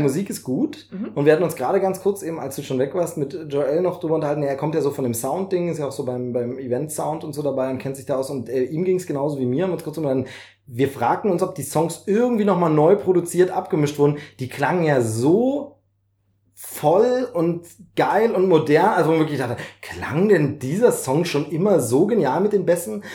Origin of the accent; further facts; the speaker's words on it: East Germany, Germany; ich als DDR-Bürger